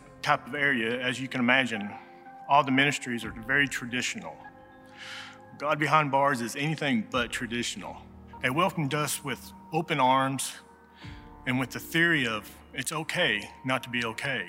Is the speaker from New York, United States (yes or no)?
no; Blount County, Tennessee, United States; I was raised here in Blount County, Tennessee.